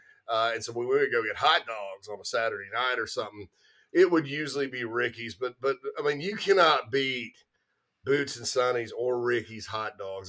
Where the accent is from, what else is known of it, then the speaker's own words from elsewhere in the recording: Spartanburg, South Carolina, United States; moved away as an adult; also born or lived in Greenville, South Carolina; I'm born and raised Spartanburg, South Carolina. I was born at Spartanburg Regional Medical Center, but it was Spartanburg General Hospital when I was born in the mid-70s. Grew up there, went to Burns High School.